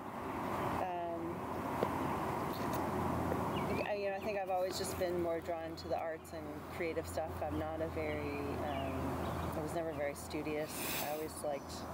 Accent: Bloomington, Indiana, United States; I grew up in Bloomington, Indiana

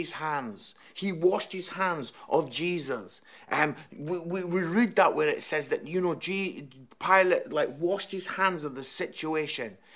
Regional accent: Scotland, United Kingdom; now in Nottingham, United Kingdom; I am Scottish

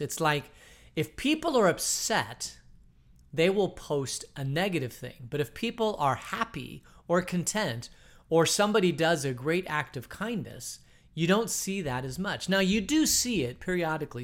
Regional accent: Phoenix, Arizona, United States; I grew up in Phoenix.

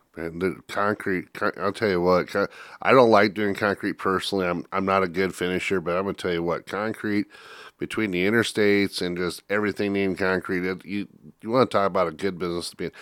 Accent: Northwest Iowa, United States; I grew up in Northwest Iowa and I'm not Dutch

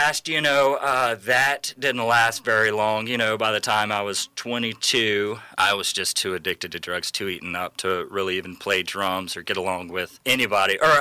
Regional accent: Sulphur, Louisiana, United States; I grew up in Southwest Louisiana, a small town called Sulphur

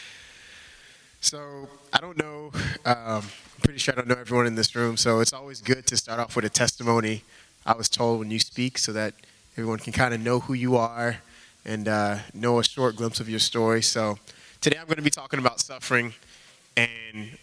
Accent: Houston, Texas, United States; moved away as an adult; now in Boston, United States; I grew up in Houston

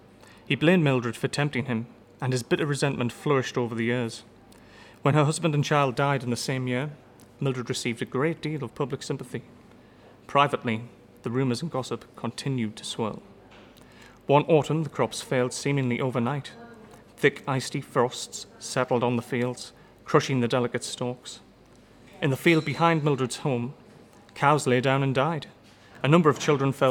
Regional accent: Washington, North East England, United Kingdom; my hometown in Washington

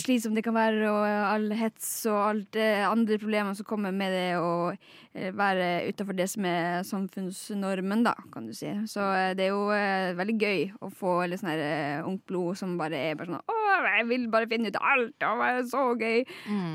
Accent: Lakselv, Finnmark, Norway; jeg er fra Laksøy i Finnmark

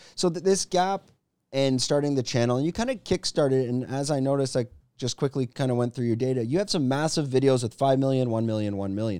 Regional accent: Canada; moved away as an adult; now in Thailand; I'm from Canada

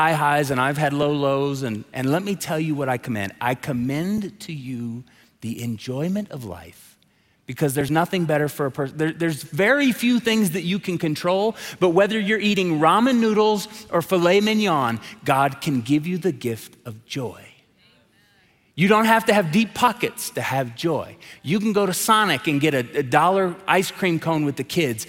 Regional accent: Tulsa, Oklahoma, United States; moved away as an adult; now in Colorado Springs, United States; I'm from Tulsa, Oklahoma

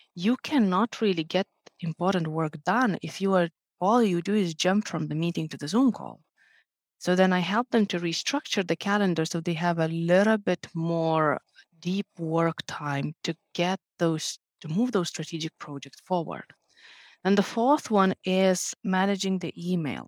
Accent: Lithuania; moved away as an adult; now in Finland; Originally, I'm from Lithuania

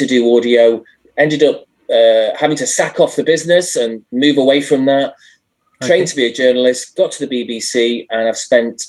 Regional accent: Blackpool, North West England, United Kingdom; moved away; also born or lived in London; I grew up in Blackpool, which is a sort of tired but rather lovely seaside town in the north of England. In the northwest of England

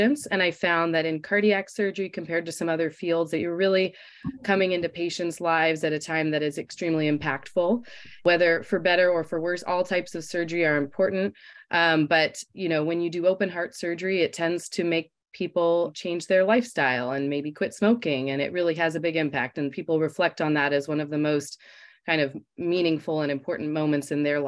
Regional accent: Los Angeles, California, United States; moved away as an adult; now in Michigan, United States; I'm from Los Angeles, California

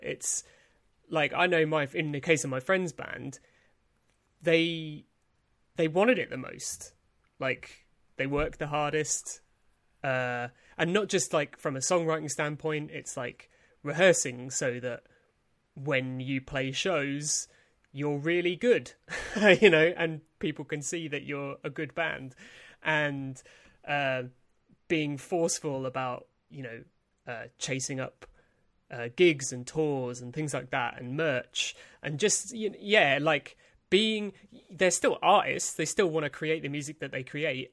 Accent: East Dereham, East of England, United Kingdom; accent: Norwich; I'm from Norfolk

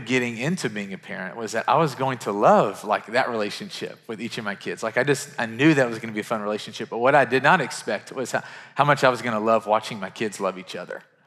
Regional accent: Murray, Kentucky, United States; now in Nashville, United States; Murray, Kentucky, which is my hometown

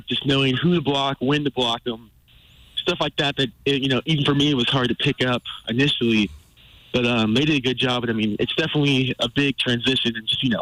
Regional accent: California, United States; moved away; We're both from Cali

